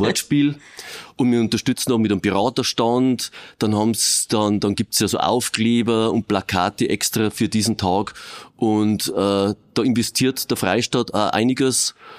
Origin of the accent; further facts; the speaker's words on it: Regensburg, Bavaria, Germany; ich bin da geboren, groß geworden